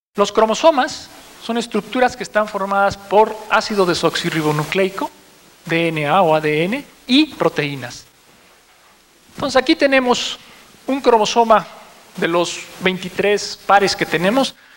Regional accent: Mexico; como sociedad mexicana

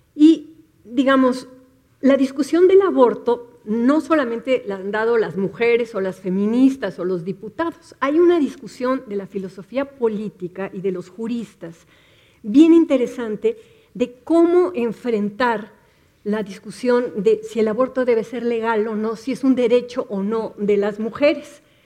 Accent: Mexico City, Mexico; las ciudadanas del Distrito Federal

